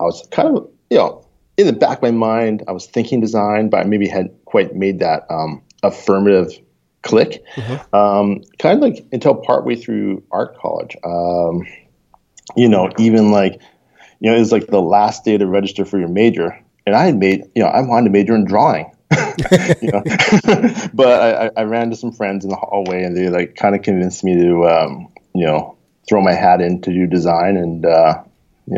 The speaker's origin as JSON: {"language": "English", "country": "Canada", "tie": "born or raised there", "also_born_or_lived": "United States / Bay Area, California", "moved": "yes", "lives_now": "Seattle, United States", "said": "my parents moved up to Canada when I was a kid"}